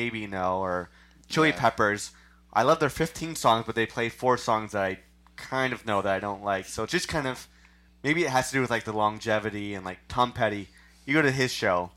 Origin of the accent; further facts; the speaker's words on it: Kanata, Ontario, Canada; moved away; also born or lived in Scarborough / Toronto; we grew up in Kanata